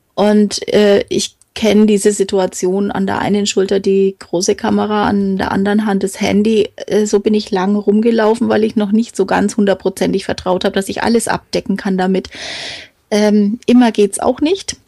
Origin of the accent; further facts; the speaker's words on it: Franconia, Bavaria, Germany; ich bin äh, aus dem Frankenland, da bin ich auch stolz drauf